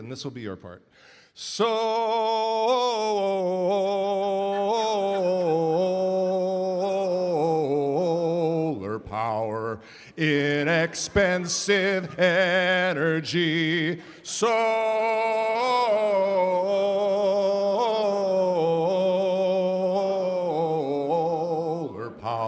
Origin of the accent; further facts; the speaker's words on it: Minnesota, United States; I am indeed from Minnesota